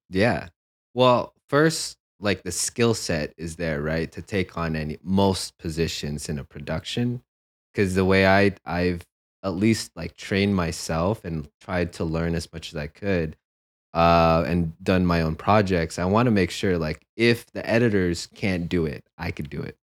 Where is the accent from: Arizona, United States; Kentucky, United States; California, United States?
California, United States; San Jose; moved away as an adult; also born or lived in Philippines / New York City; now in Los Angeles, United States; growing up in San Jose